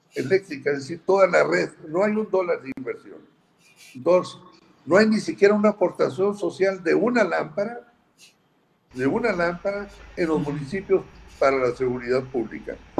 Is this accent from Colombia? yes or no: no; Mexico